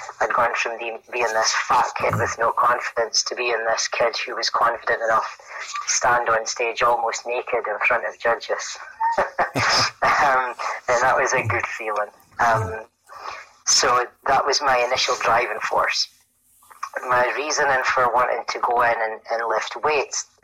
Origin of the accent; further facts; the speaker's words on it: Aberdeen, Scotland, United Kingdom; I'm from Aberdeen in Scotland